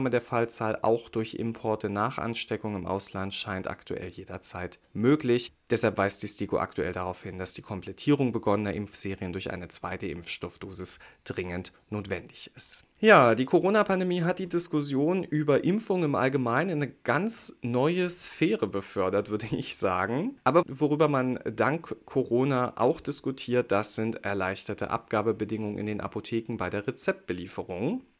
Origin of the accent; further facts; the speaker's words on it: Brandenburg, Germany; Und dafür machen wir eine Reise in mein Heimatbundesland, nach Brandenburg.